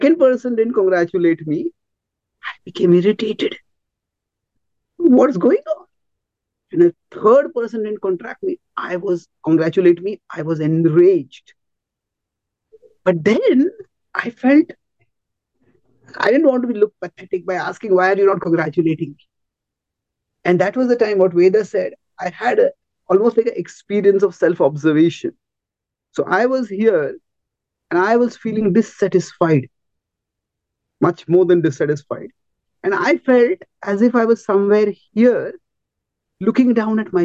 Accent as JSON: {"language": "English", "country": "India", "tie": "born or raised there", "said": "I grew up in India"}